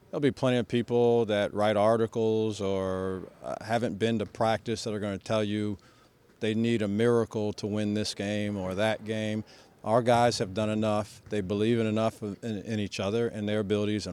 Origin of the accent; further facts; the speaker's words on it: Ohio, United States; moved away; I'm from Ohio originally